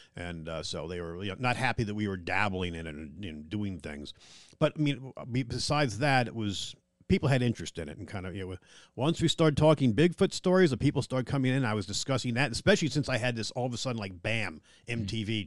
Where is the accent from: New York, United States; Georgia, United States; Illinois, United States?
New York, United States; Long Island; now in Littleton, North Carolina, United States; I'm from Long Island, New York